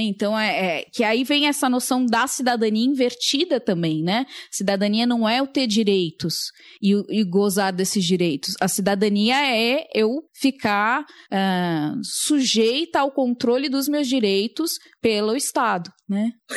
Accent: Brazil; nasci no Brasil

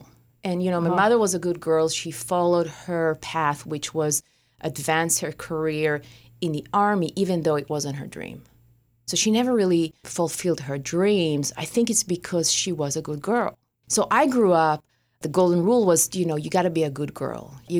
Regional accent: Israel; I grew up in Israel, so I experienced, five wars, terror attacks? I learned survival from the day I was born.

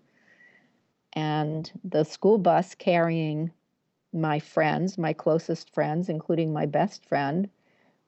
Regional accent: Massachusetts, United States; I'm from Massachusetts.

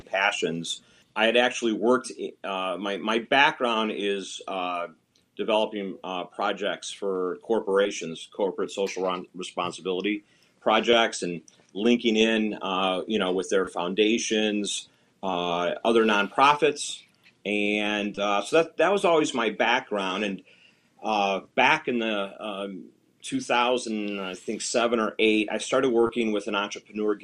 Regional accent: Northwest Indiana, United States; I'm originally from Northwest Indiana

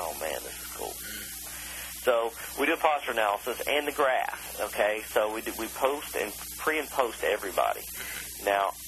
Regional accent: Kentucky, United States; moved away as an adult; now in Charlotte, United States; I grew up in Kentucky my whole life.

